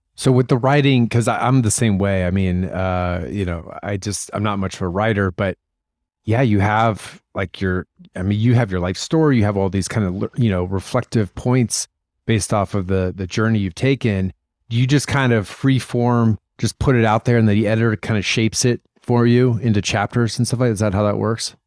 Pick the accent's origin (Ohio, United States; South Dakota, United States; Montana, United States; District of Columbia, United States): Ohio, United States; Columbus; moved away; I'm from Columbus